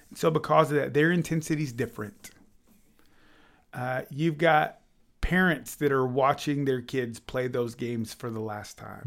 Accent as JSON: {"language": "English", "region": "Illinois", "country": "United States", "tie": "born or raised there", "also_born_or_lived": "Kansas City, Missouri", "said": "I was born in Illinois"}